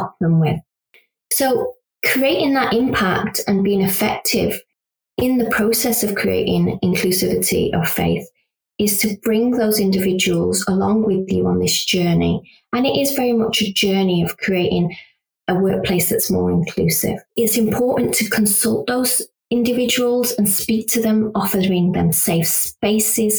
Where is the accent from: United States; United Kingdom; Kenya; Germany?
United Kingdom; I'm a British Pakistani Muslim